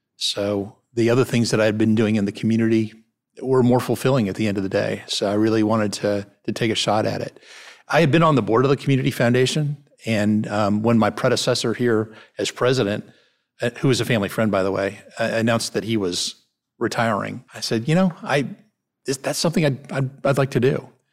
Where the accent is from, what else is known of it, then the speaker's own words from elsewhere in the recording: Cleveland, Ohio, United States; now in Memphis, United States; I grew up in Cleveland, Ohio, where there are a lot of people moving in and moving out all the time.